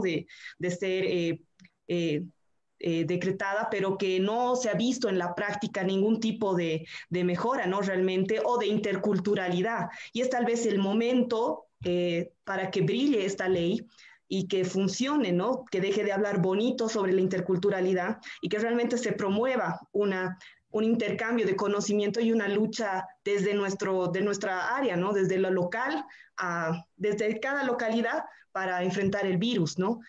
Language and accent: Spanish; Bolivia; como sociedad boliviana